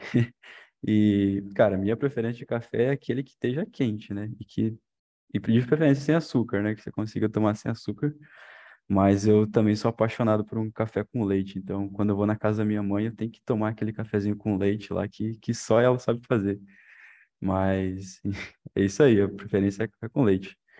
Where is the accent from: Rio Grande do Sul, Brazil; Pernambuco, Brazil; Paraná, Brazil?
Paraná, Brazil; interior of; moved away as an adult; now in Cornélio Procópio, Brazil; sou lá do interior do Paraná, lá do sudoeste, lá quase com a divisa com de Santa Catarina